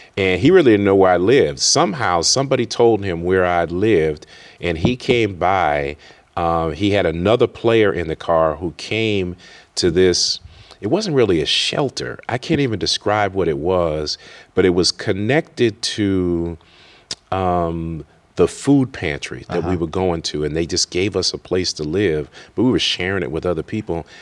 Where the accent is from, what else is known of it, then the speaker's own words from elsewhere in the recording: Worcester, Massachusetts, United States; I grew up in Worcester, Massachusetts, which is west of Boston